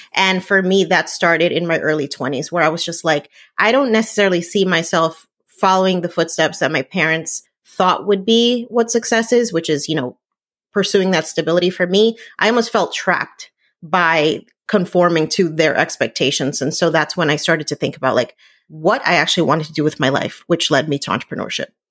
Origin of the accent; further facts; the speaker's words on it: New Jersey, United States; I grew up in New Jersey